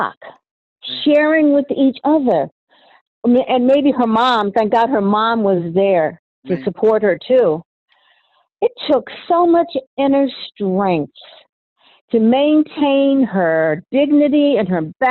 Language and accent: English; United States; I was born in America